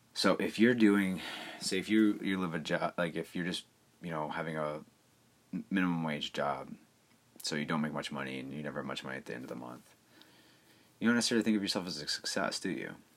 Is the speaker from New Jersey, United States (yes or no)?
no; Cleveland, Ohio, United States; I'm from Cleveland